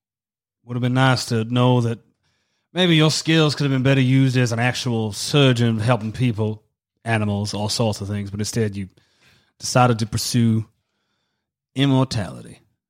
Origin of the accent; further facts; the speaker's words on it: the South, United States; I'm from America, yes.